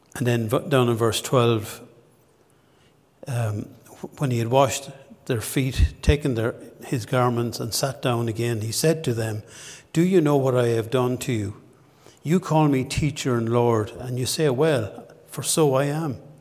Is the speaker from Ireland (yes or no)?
yes; Ballinasloe, Connacht, Ireland; moved away as an adult; now in Dundalk, Ireland; my hometown in Ballinasloe